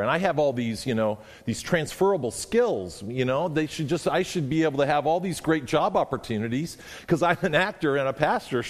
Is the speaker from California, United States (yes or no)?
yes; California, United States; moved away as an adult; now in Washington, United States; Raised in the Southern Baptist Church in California